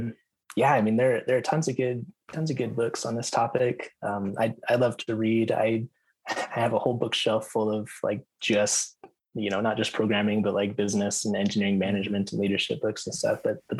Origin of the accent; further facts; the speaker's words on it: United States; I'm very American. Like all of my viewpoints are like very much from the U.S.